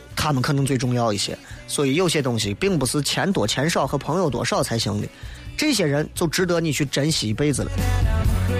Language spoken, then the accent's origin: Chinese; China; 回到农村，俺老家山西